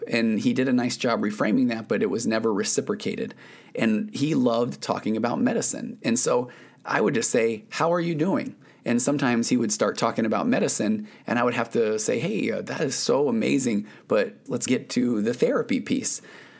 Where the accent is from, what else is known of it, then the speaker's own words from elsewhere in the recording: Utah, United States; I grew up in Utah. It snowed a lot, but I don't remember it ever being too cold to snow.